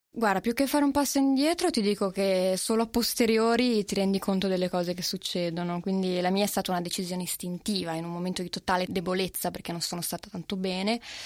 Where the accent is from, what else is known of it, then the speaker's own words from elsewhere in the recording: Genoa, Liguria, Italy; io sono genovese